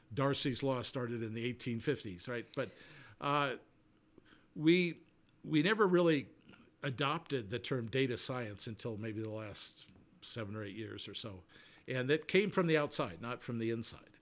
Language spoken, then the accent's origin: English; Colorado Springs, Colorado, United States; moved away as an adult; also born or lived in Houston / New Orleans; we moved from Houston to Colorado Springs, which is my hometown